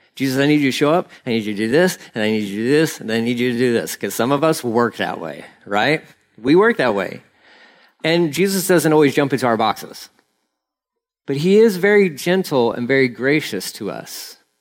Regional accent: Texas, United States; I'm Texan

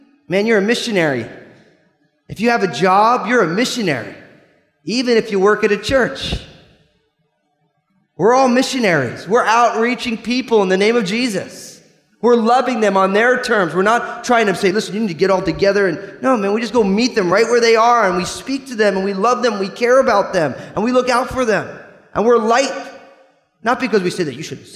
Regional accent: New Jersey, United States; I'm from New Jersey

